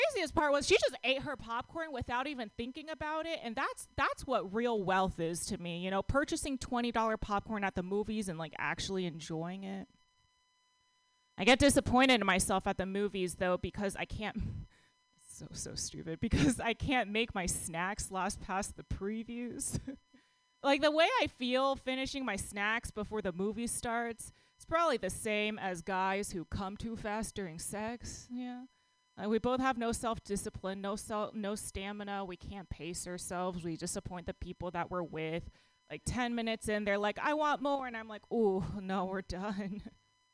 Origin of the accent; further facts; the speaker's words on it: Texas, United States; now in San Francisco, United States; I grew up in Texas